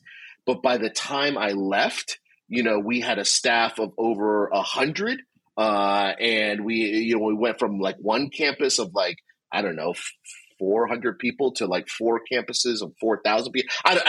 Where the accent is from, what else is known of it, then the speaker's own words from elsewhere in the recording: New Jersey, United States; born and raised in Jersey. God's doing this tremendous thing through Liquid Church to my home state